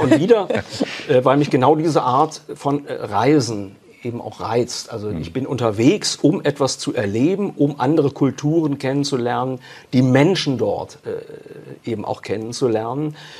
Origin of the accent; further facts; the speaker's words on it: Germany; bei uns in Deutschland